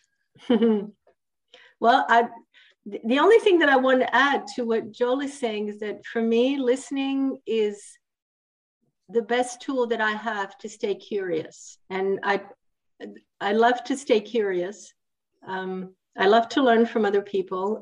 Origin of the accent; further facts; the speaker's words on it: Italy; also born or lived in Switzerland; now in France; I'm actually from Italy, which is a little bit down more south.